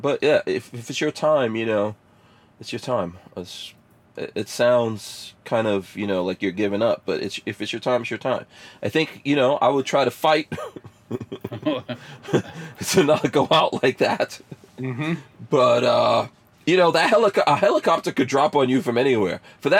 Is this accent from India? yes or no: yes; India; I'm Indian, and I can say this shit. I want to see the Indians put some people.